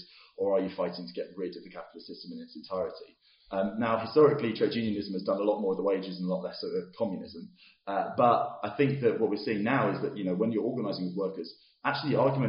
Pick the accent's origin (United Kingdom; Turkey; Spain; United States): United Kingdom; as a British person